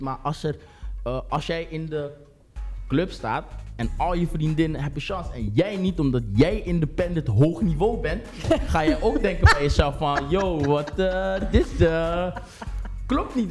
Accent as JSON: {"language": "Dutch", "town": "Rotterdam", "region": "South Holland", "country": "Netherlands", "tie": "born or raised there", "said": "Ik ben 26 jaar geboren en getogen in Rotterdam."}